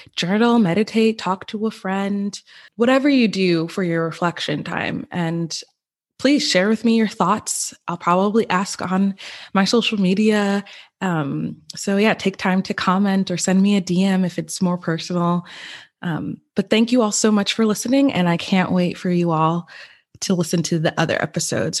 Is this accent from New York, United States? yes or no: yes; New York, United States; also born or lived in Westchester, New York; we moved an hour from Westchester, where I was born, to a very white suburban town. And so, and that's where I spent pretty much, yeah, I spent, I, we lived there until I graduated from high school